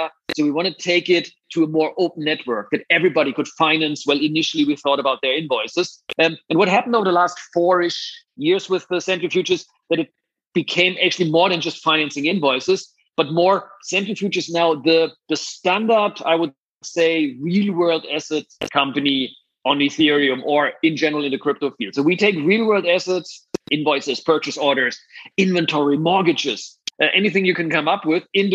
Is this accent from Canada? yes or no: no; Germany; accent: German; English is a second language; moved away as an adult; also born or lived in San Francisco; you hear my beautiful German accent. That's where my career started.